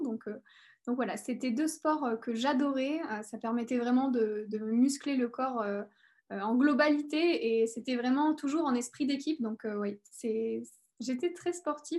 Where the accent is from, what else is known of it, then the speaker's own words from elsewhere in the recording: near Clermont-Ferrand, Auvergne-Rhône-Alpes, France; also born or lived in Paris; je suis née à Paris et, euh, j'ai vécu à côté de Clermont-Ferrand, donc, euh, en Auvergne. Et donc, j'ai grandi